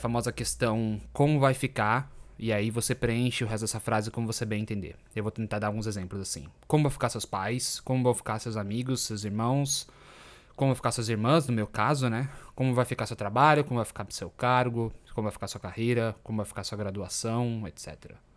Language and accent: Portuguese; Brazil; moved away as an adult; Eu saí do Brasil quando eu tinha 29 anos